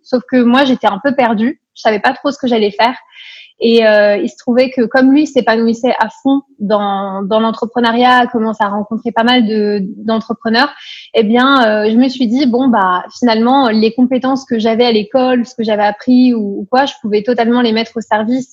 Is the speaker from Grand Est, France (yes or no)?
no; Paris, Île-de-France, France; moved away as an adult; also born or lived in Nancy; now in Luxembourg; Je suis expatriée au Luxembourg depuis bientôt cinq ans, mais à l'origine je viens de Paris